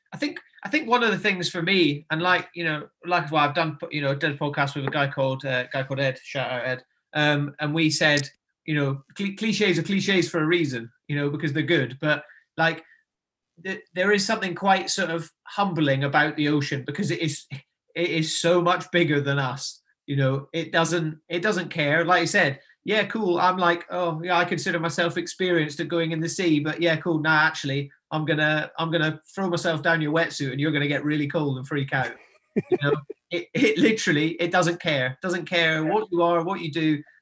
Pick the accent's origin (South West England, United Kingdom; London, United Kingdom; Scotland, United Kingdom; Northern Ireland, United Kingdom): Scotland, United Kingdom; Nairn; You know, like I said, I grew up in Nairn, so, you know, voted one of the best beaches in the UK.